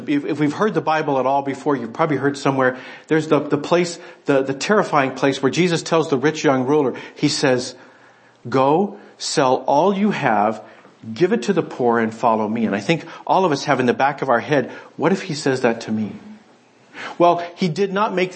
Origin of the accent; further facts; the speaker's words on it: United States; I'm an American